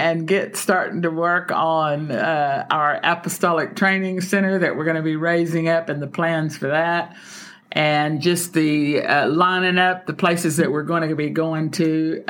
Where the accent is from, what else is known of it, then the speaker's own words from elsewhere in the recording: Texas, United States; moved away; packing up bags to head to my home state of the big Texas.